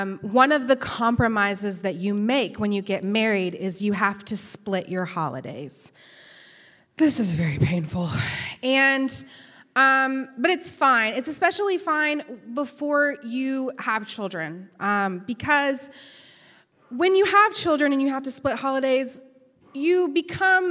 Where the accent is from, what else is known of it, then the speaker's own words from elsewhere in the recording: Canyon, Texas, United States; now in Birmingham, United States; Canyon, Texas, which is where I'm from